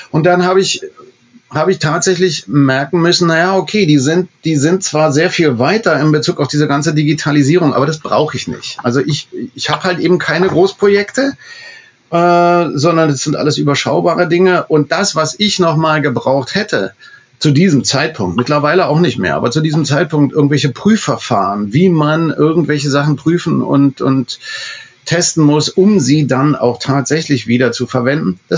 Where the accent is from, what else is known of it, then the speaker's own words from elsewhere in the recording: Berlin, Germany; Ich kenne als Berliner jeden